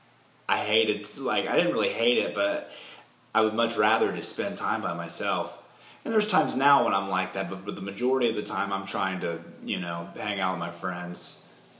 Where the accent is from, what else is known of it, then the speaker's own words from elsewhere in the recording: Indiana, United States; now in Nashville, United States; I'm from Indiana